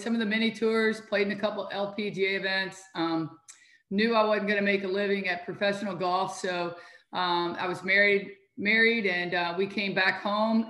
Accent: Louisville, Kentucky, United States; also born or lived in Cincinnati, Ohio; I was born and raised in Louisville, Kentucky

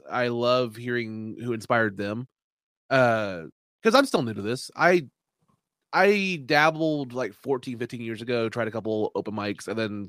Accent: Kansas, United States; also born or lived in Oklahoma; We're from Kansas and Oklahoma, so pretty much everybody that had a DVD at Walmart.

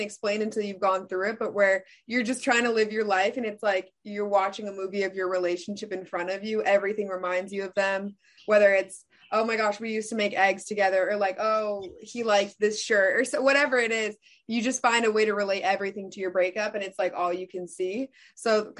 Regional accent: Chicago, Illinois, United States

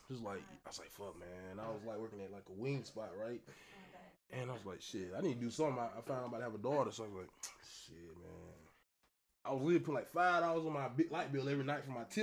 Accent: the South, United States; we from the south

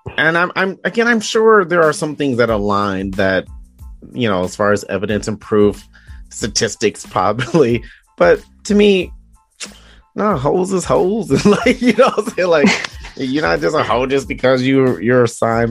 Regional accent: Detroit, Michigan, United States; growing up in Detroit

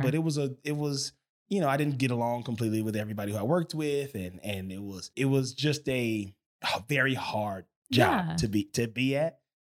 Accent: Los Angeles, California, United States; also born or lived in Pascagoula, Mississippi; So I'm from Mississippi originally. Mm-hmm. I grew up here in Los Angeles.

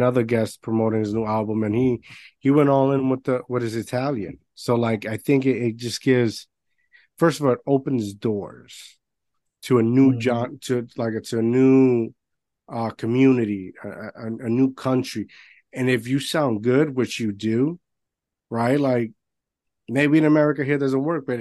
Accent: Puerto Rico; I grew up in Puerto Rico

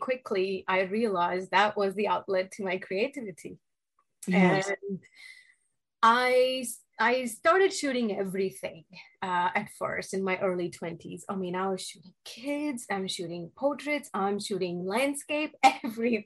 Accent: Delhi, India; moved away as an adult; now in United States; So I was born and raised in India, and in Delhi area. And I moved to the United States after finishing my bachelor's in India.

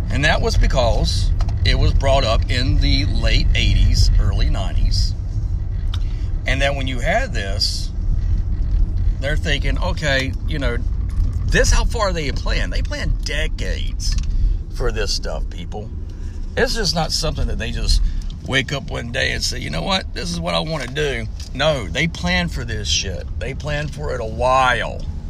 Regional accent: the South, United States; Now, I'm from the South. I love my Southern heritage.

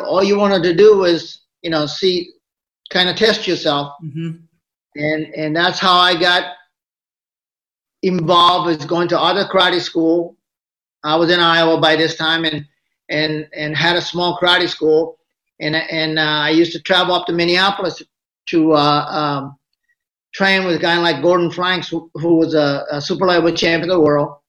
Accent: Japan; Well, it was a lot of fun. I mean, you know, I was in a lot of things, just like a lot of other kids. Middle class family.

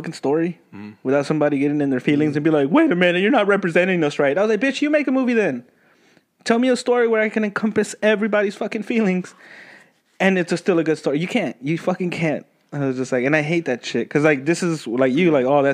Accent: Austin, Texas, United States; I'm from Austin.

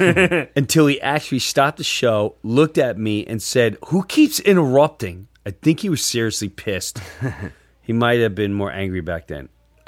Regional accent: Long Island, New York, United States; I'm from Long Island

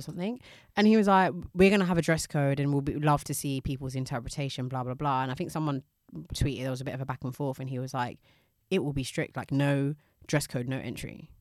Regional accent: United Kingdom; we're British

